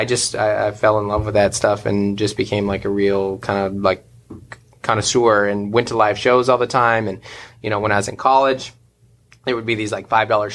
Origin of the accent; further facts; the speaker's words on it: Seattle, Washington, United States; moved away as an adult; now in San Diego, United States; I was born in Seattle, raised there for the first 27 years of my life, and then moved to San Diego 5 years ago